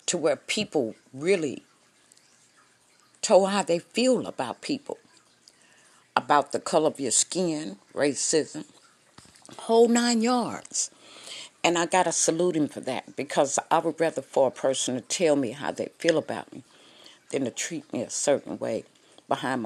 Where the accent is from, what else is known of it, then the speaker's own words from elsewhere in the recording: Fresno, California, United States; I am from Fresno, California